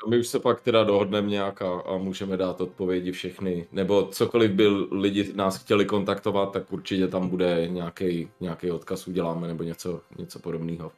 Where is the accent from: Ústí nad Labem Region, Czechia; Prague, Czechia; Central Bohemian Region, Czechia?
Prague, Czechia; my jsme z Prahy